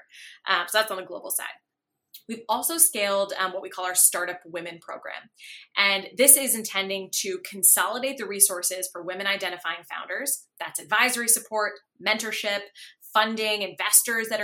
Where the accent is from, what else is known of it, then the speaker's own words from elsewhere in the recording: United States; now in Canada; I actually grew up in the States, so I can speak from sort of a North American perspective